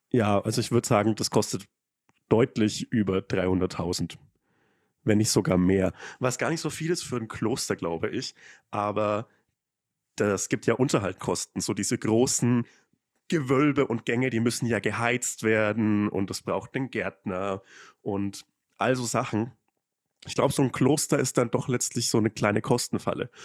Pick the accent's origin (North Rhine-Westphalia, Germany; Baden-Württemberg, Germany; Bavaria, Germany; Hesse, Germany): Bavaria, Germany; Upper Franconia, between Forchheim and Bamberg; accent: Franconian; moved away; ich komme halt auch aus, aus Bayern und aus dem letzten Kaff